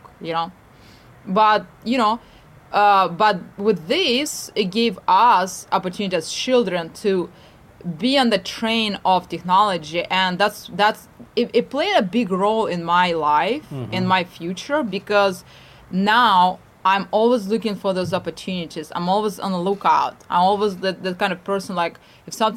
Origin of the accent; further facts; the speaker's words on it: Odesa, Odesa Oblast, Ukraine; now in Arizona, United States; I came from Odessa in Ukraine